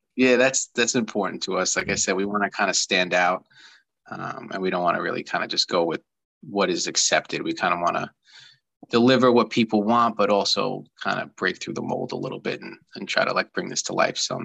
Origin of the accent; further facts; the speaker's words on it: Long Island, New York, United States; I grew up here on Long Island